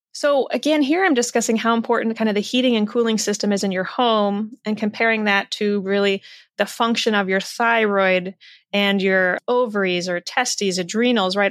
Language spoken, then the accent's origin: English; Iowa, United States; raised in the Midwest in Iowa